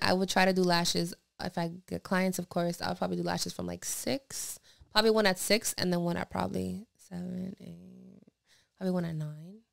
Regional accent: Pennsylvania, United States; moved away; when I travel to Pennsylvania to my hometown

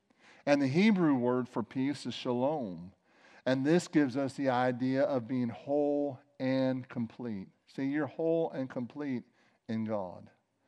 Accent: East St. Louis, Illinois, United States; you know, we grew up in several different places, but one of the places we grew up was in East St. Louis.

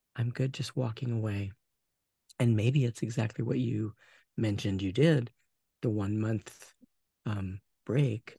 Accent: Portland, United States; I was born in the Portland area.

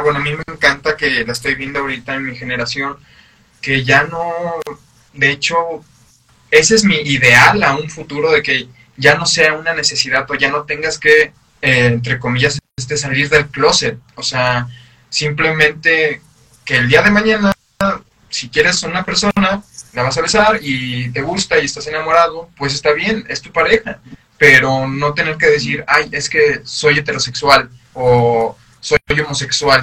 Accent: San Luis Potosí, Mexico; uno como mexicano, uno como potosino

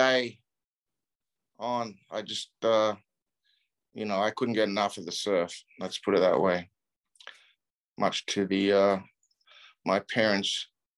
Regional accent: Newcastle, New South Wales, Australia; also born or lived in Narooma; I moved up to Newcastle from Narooma, when my dad was a pilot down there

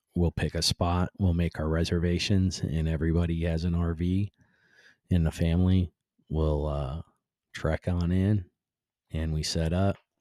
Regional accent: Cleveland, Ohio, United States; moved away; born and raised in Cleveland like I was

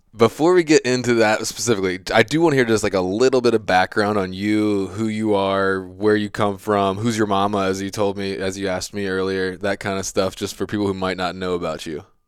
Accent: Virginia, United States; I have that a little bit bred into me just from growing up in Virginia

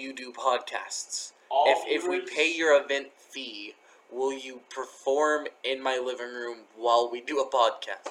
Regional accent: West Texas, United States; We're from West Texas

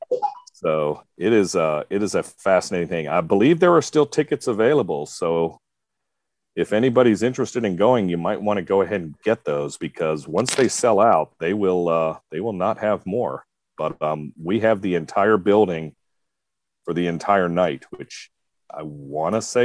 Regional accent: North Carolina, United States; I'm from North Carolina, the home of real barbecue

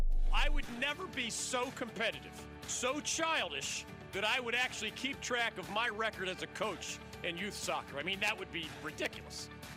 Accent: Philadelphia, Pennsylvania, United States; I'm from Philly.

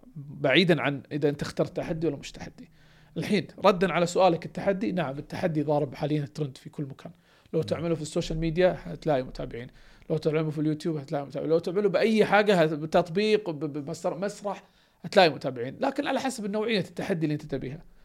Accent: Kuwait; انا كويتي

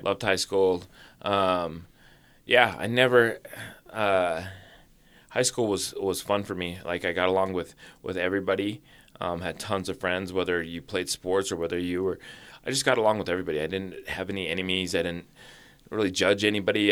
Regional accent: Orem, Utah, United States; also born or lived in Springville, Utah; I went to, uh, uh, elementary in Orem, and then, uh, when I was twelve, we moved to Springville, Utah

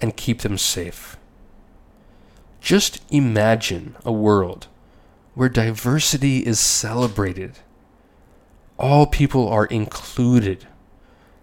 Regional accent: United States; As an American

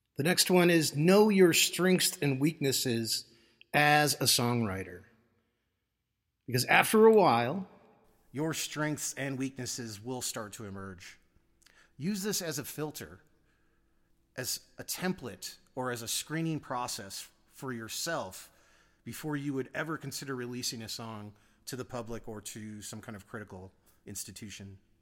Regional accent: United States; my humbling 50 years as an American

